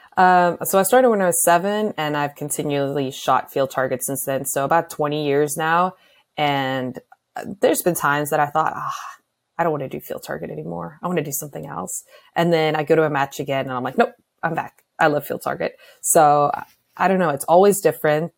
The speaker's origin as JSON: {"language": "English", "town": "Pretoria", "region": "Gauteng", "country": "South Africa", "tie": "born or raised there", "moved": "as an adult", "lives_now": "Arizona, United States", "said": "I grew up in Pretoria, so in the city."}